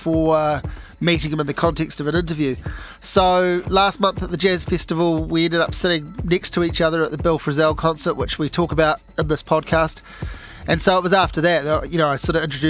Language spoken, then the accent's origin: English; Hawke's Bay, New Zealand; now in Wellington, New Zealand; I grew up in Hawke's Bay, moved to Wellington.